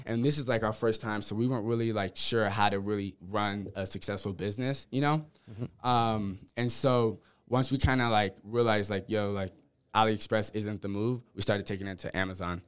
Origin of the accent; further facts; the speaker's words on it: Menifee, California, United States; also born or lived in Columbus, Ohio / Whittier, California; Five, then we moved to Menifee, California, which is an hour away from San Diego